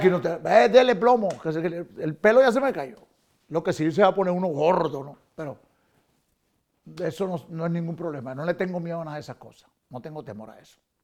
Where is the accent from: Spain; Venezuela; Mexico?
Venezuela; Caracas, Capital District; born or raised there; moved away